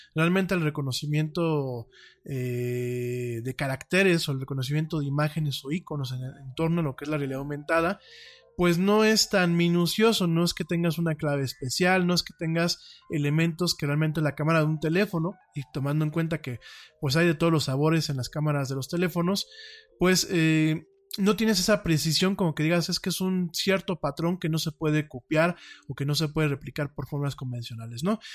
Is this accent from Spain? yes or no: no; Mexico; mi país